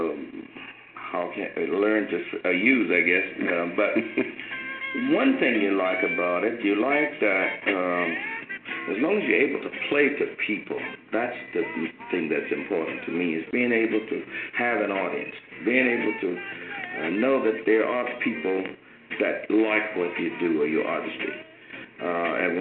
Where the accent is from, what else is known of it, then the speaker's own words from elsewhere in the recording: Indianola, Mississippi, United States; moved away as an adult; also born or lived in Memphis, Tennessee; I'm from Mississippi. I was born outside of a little place called Indianola, Mississippi